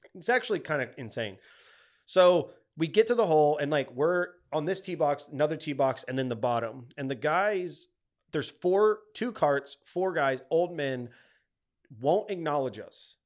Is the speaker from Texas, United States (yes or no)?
yes; Texas, United States; we grew up in Texas, we're Cowboys fans